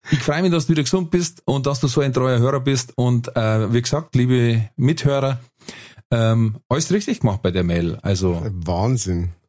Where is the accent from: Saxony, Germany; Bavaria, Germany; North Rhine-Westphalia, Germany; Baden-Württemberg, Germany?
Bavaria, Germany; ich komme aus der Nähe von Nürnberg.